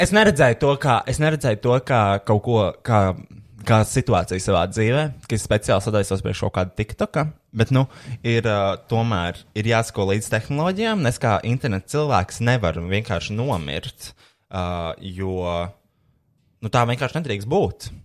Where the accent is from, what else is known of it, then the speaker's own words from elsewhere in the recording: Riga, Latvia; Esmu satura veidotājs no Rīgas.